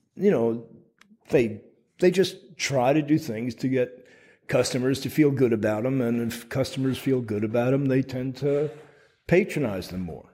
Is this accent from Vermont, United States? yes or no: yes; Burlington, Vermont, United States; I was working with a local organization in uh, my hometown of Burlington, Vermont